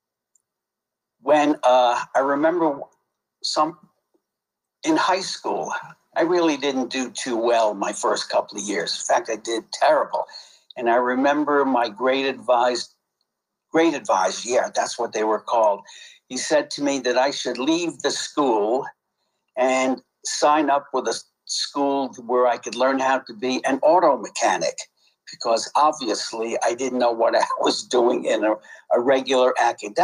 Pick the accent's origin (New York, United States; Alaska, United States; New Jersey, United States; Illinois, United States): New York, United States; New York City; I grew up in Brownsville, which is a real crappy area in Brooklyn, New York